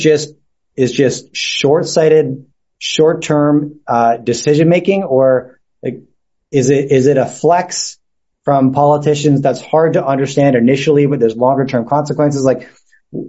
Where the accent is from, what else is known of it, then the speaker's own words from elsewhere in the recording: Canada; I'm Canadian, my wife's American